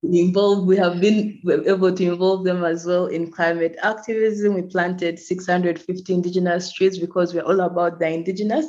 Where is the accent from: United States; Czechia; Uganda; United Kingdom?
Uganda; also born or lived in Kampala; I'm from Uganda and I currently live in Uganda, in Kampala